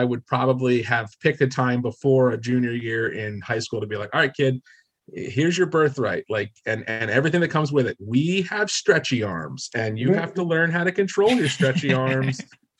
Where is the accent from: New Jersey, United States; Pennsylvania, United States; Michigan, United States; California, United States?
New Jersey, United States; I'm from New Jersey.